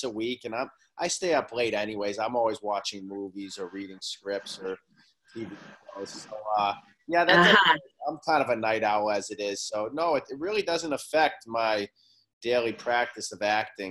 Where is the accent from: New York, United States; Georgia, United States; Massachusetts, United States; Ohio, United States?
Massachusetts, United States; Boston; also born or lived in Oklahoma City, Oklahoma / Milan, Italy; now in Los Angeles, United States; I was born in Oklahoma City, but I moved to Boston when I was about three